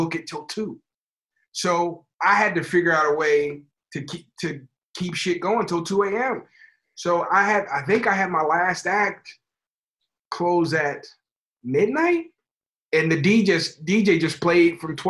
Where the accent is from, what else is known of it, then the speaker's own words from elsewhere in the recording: Chicago, Illinois, United States; I'm from Chicago